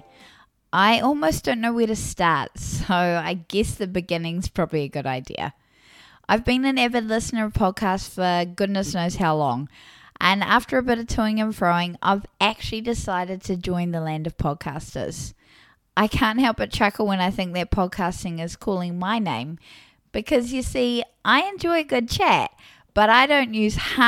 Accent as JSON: {"language": "English", "country": "New Zealand", "accent": "New Zealand", "said": "I live in what some describe as the Garden of Eden, aka New Zealand, as if it wasn't obvious due to my accent."}